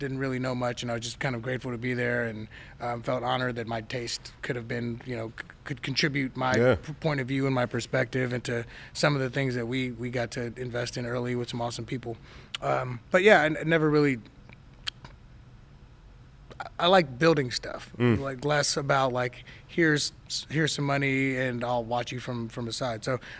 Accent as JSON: {"language": "English", "town": "Inglewood", "region": "California", "country": "United States", "tie": "born or raised there", "also_born_or_lived": "Detroit, Michigan"}